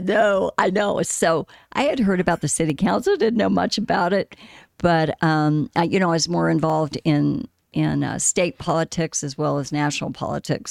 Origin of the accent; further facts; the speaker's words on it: Scottsdale, Arizona, United States; native Arizonan. I grew up in Scottsdale